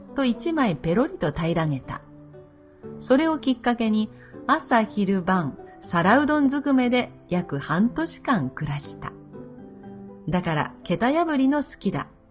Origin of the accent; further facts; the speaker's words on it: Nagasaki, Japan; 私は東長崎生まれですから、生まれ も育ちもですね